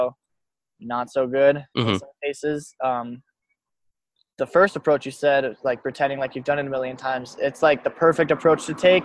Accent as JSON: {"language": "English", "town": "Telluride", "region": "Colorado", "country": "United States", "tie": "born or raised there", "also_born_or_lived": "Montrose, Colorado", "said": "growing up in Telluride"}